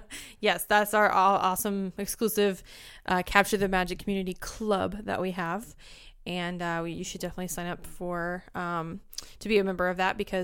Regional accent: Springfield, Missouri, United States; So sometimes I can't say bag, like I'm from Springfield, Missouri. I say bag.

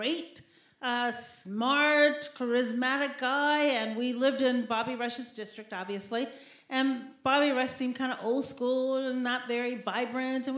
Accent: Chicago, Illinois, United States; also born or lived in Shiraz, Iran; I'm from Chicago

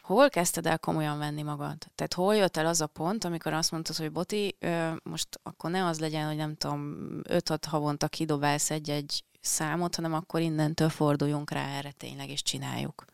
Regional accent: Penyige, Szabolcs-Szatmár-Bereg, Hungary; now in Budapest, Hungary

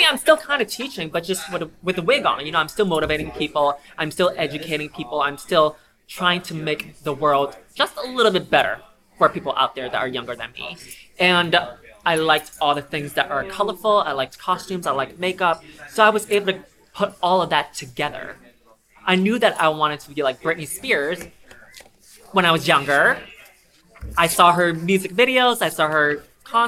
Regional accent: New York City, New York, United States; also born or lived in China; I am originally from China, but I moved here when I was 7. So I think I consider myself a New York native

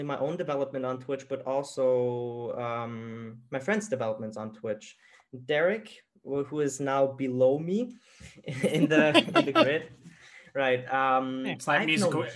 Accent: Germany; growing up in Germany

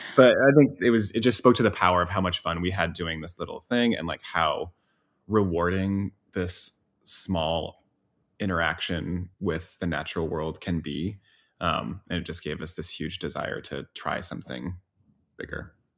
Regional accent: Boise, Idaho, United States; moved away as an adult; I grew up in Boise, Idaho

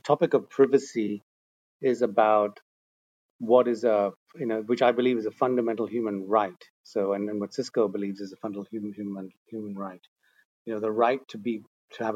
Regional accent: Netherlands; moved away as an adult; also born or lived in India / Asia; I was born in India, but I moved to the Netherlands when I was five. So I'm actually Dutch. Spent most of my life in Holland. Grew up in the Netherlands

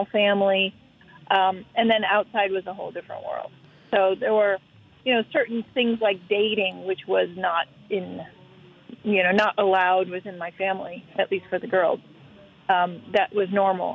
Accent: Cleveland, Ohio, United States; we grew up in Cleveland and... You know, we're immigrant family growing up in Cleveland, Ohio

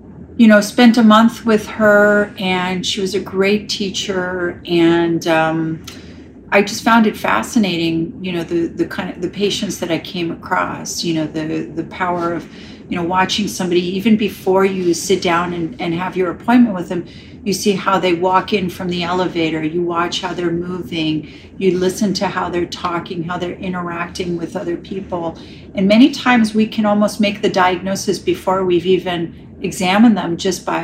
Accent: New York City, New York, United States; moved away as an adult; also born or lived in Ireland / Chicago; now in Los Angeles, United States; Born and raised in New York City

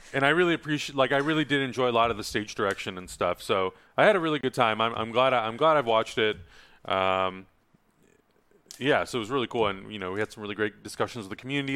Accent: San Diego, California, United States; I'm from San Diego

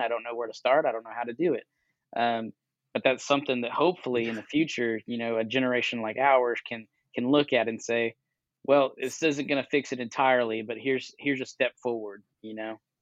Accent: Texas, United States; I'm a Texan too

